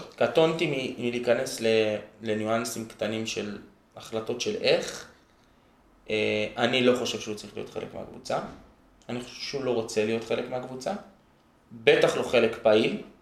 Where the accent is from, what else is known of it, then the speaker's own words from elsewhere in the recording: Jerusalem, Jerusalem District, Israel; also born or lived in Gilo, Jerusalem / Har Homa, Jerusalem; גדלתי ממש ממש שם, ואז עברנו עם כל המשפחה לגילו